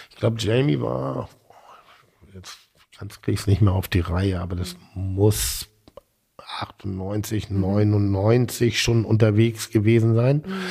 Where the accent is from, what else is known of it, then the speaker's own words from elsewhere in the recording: Schleswig-Holstein, Germany; Ich komme aus Schleswig-Holstein.